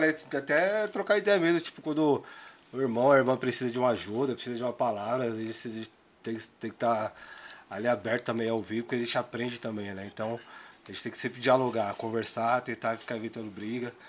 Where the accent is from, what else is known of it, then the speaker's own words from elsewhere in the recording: São Paulo, Brazil; sou aquele nascido e criado aqui no Grajaú, aqui no Reimberg